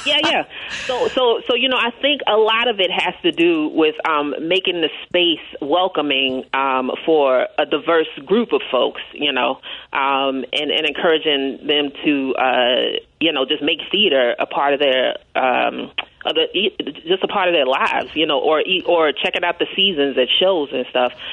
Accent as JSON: {"language": "English", "town": "Kansas City", "region": "Kansas", "country": "United States", "said": "I'm from Kansas City, Kansas"}